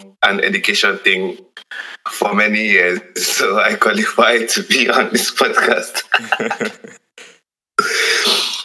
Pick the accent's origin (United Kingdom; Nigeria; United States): Nigeria; as a Nigerian